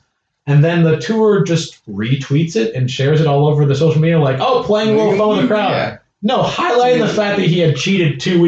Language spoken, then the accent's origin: English; United States; I'm speaking no one else as an American.